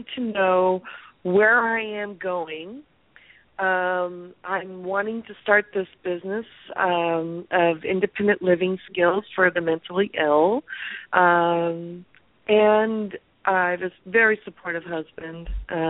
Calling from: California, United States; I'm calling from California.

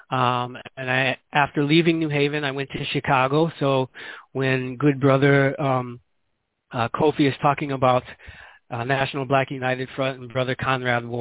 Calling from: Guinea-Bissau; as I said, I'm calling here from Guinea-Bissau.

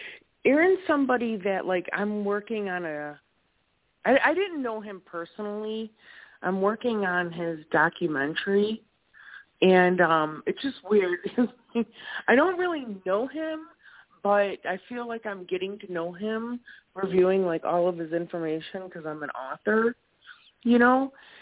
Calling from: Wisconsin, United States; from Wisconsin. I'm your neighbor.

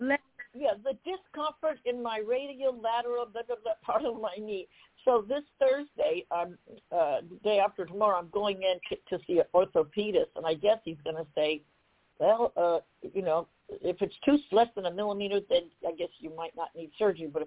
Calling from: Columbus, Ohio, United States; I'm coming calling from Columbus, Ohio.

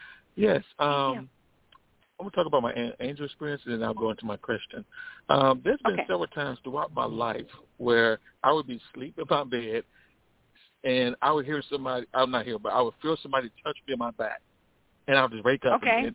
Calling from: Illinois, United States; I'm calling out of Illinois.

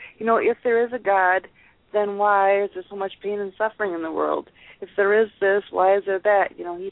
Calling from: Wisconsin, United States; from I'm from Wisconsin.

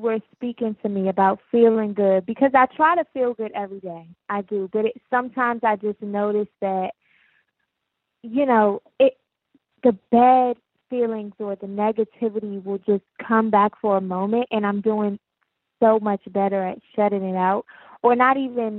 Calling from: Maryland, United States; I'm calling from Maryland.

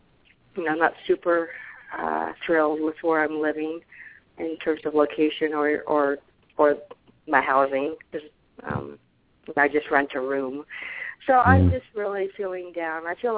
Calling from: Arizona, United States; I'm calling from Arizona.

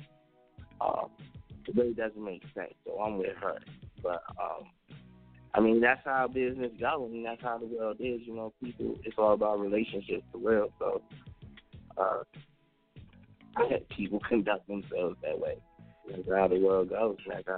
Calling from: Maryland, United States; I'm calling from Maryland right now. MD, DC, VA, the Tri-State, DMC, Dunlaw.

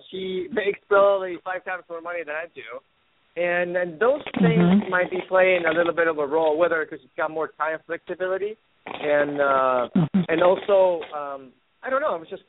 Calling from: Seattle, Washington, United States; Hey, hello, Phyllis. … from Seattle.

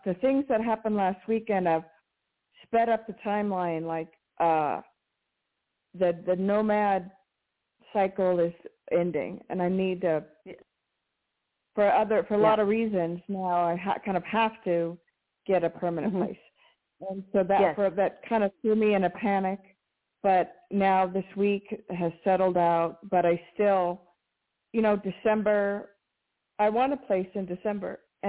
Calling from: New Mexico, United States; in New Mexico.

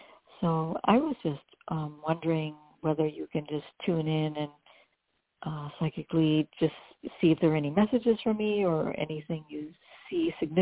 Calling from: New Jersey, United States; I'm calling from New Jersey.

